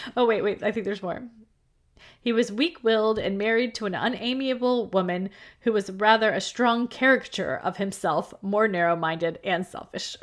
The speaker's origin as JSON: {"language": "English", "country": "United States", "said": "I'm American"}